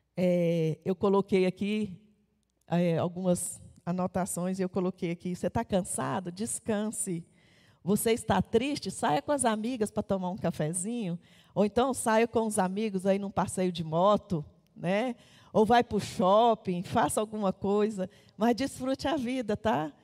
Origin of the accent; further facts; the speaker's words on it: Taguatinga, Federal District, Brazil; Eu nasci em Taguatinga